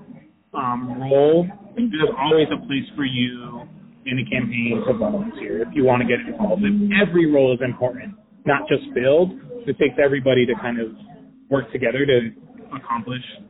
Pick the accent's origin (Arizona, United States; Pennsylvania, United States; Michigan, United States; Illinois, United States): Arizona, United States; Phoenix; I was born and raised here in Phoenix